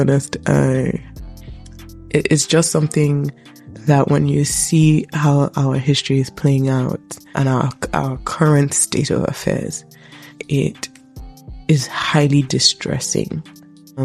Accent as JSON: {"language": "English", "country": "Nigeria", "moved": "yes", "lives_now": "England, United Kingdom", "said": "I'm from Nigeria, the most populous black country"}